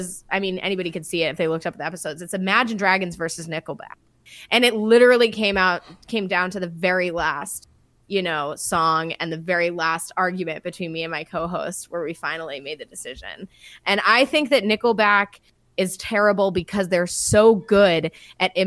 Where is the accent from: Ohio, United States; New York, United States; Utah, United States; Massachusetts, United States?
Massachusetts, United States; Boston; I'm a dickhead from Boston.